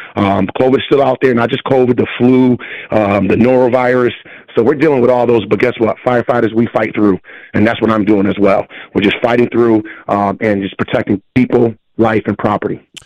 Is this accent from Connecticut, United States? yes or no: yes; Hartford, Connecticut, United States; born and bred in Hartford